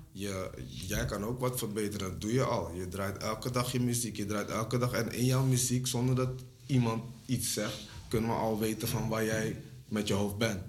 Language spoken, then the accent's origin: Dutch; Suriname; now in Netherlands; Ik ben een Surinamer, heb ik al gezegd. Weet je, en ik woon hier